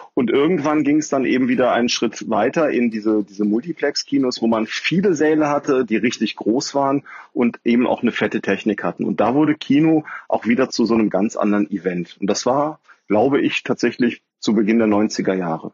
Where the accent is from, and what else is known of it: Cologne, North Rhine-Westphalia, Germany